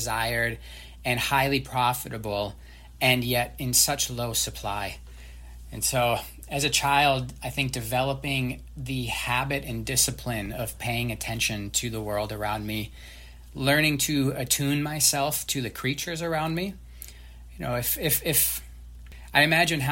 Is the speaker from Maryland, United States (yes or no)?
no; northern Mississippi River, Minnesota, United States; moved away; the Mississippi River, which is what my hometown bordered up against